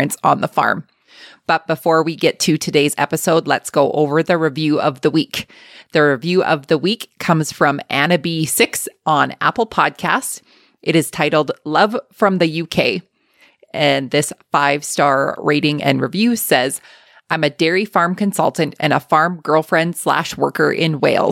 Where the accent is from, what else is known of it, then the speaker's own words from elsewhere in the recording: Canada; accent: Canadian; also born or lived in Alberta; my Canadian accent